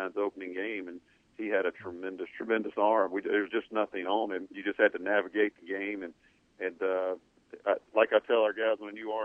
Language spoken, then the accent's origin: English; East Mississippi, United States; I grew up in East Mississippi watching the Bear Bryant show